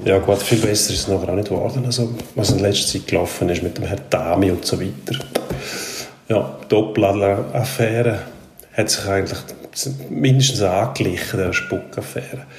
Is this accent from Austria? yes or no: no; Switzerland; bei uns in der Schweiz